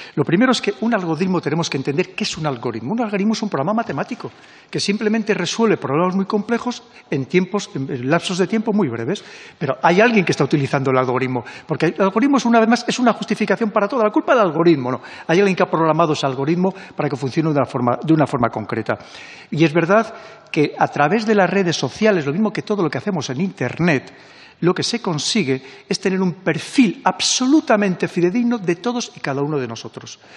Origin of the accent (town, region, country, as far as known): Spain